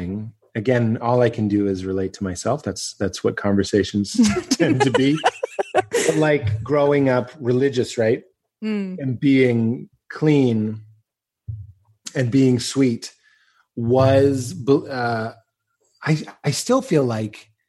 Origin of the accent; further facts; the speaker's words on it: Lexington, Massachusetts, United States; moved away; also born or lived in Chicago; I'm from Lexington, Massachusetts